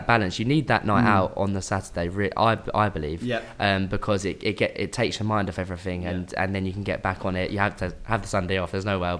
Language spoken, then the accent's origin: English; Hertfordshire, East of England, United Kingdom; moved away; I'm originally from Hertfordshire, near Hertfordshire, yeah.